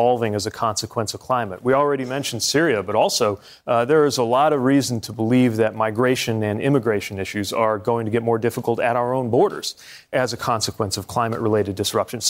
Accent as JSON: {"language": "English", "region": "Indiana", "country": "United States", "said": "I'm from Indiana"}